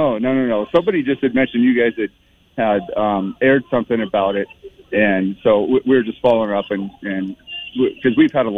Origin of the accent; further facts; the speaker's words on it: Post Falls, Idaho, United States; Idaho, Post Falls.